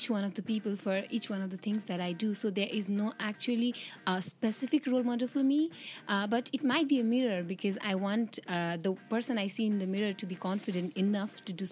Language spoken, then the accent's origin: English; Nepal; I'm from Nepal